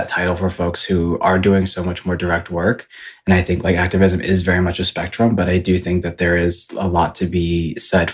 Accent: Ypsilanti, Michigan, United States; moved away as an adult; now in Los Angeles, United States; I'm from right outside of Ann Arbor. It's called Ypsilanti.

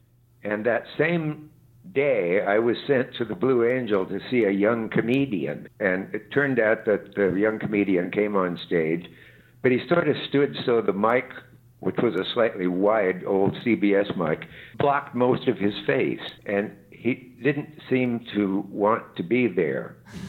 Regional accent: Nebraska, United States; he's from Brooklyn and I'm from Nebraska

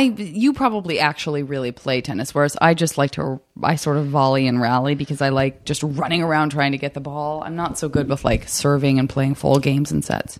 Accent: Tucson, Arizona, United States; moved away; all my summers growing up in Tucson

